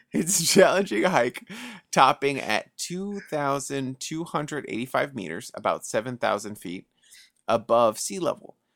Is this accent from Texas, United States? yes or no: no; New York City, New York, United States; growing up in the Bronx